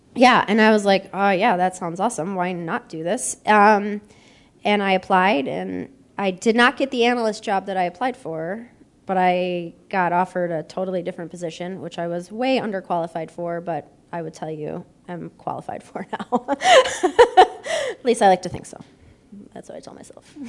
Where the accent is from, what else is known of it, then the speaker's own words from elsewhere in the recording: Buffalo, New York, United States; now in Columbus, United States; I'm born and raised in Buffalo